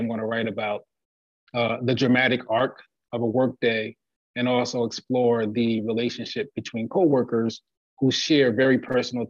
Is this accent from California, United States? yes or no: no; Plainfield, New Jersey, United States; my hometown, Plainfield, New Jersey